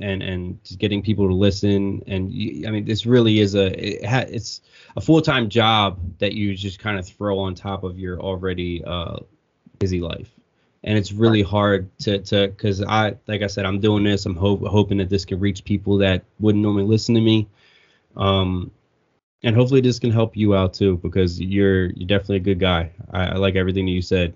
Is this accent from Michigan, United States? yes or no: no; Warminster, Pennsylvania, United States; also born or lived in Horsham, Pennsylvania; I lived in Bucks County for 20 years. I grew up in Warminster